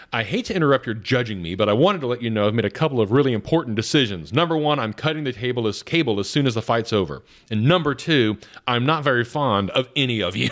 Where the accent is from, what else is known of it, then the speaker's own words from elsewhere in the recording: Atlanta, Georgia, United States; moved away; growing up in Atlanta